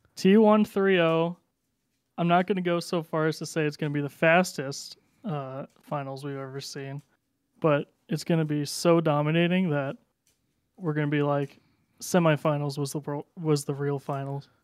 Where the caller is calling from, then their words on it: Washington, United States; I'm calling from Washington State